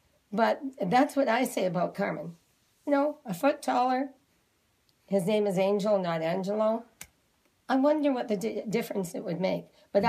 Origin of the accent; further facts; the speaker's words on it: Cape Breton, Nova Scotia, Canada; moved away; I come from Cape Breton.